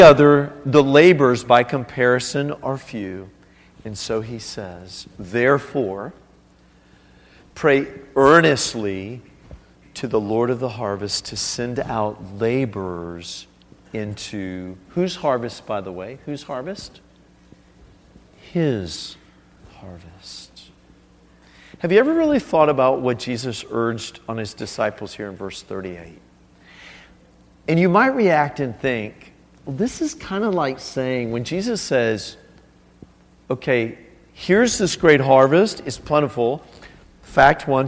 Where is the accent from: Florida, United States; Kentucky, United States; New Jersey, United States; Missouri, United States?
Florida, United States; South; moved away as an adult; now in China; I grew up in South Florida on a canal